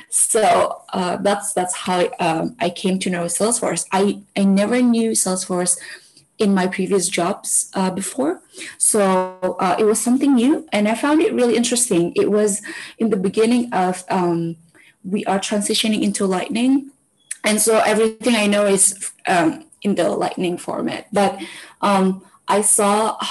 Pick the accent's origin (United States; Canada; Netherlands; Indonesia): Indonesia; we here in Indonesia, most of us only have full name and nickname